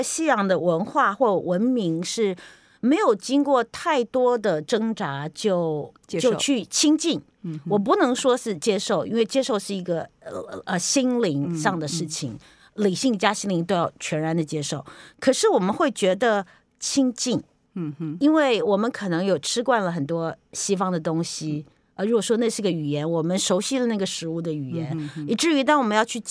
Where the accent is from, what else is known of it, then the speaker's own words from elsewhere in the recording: Taipei, Taiwan; 我是在台北出生的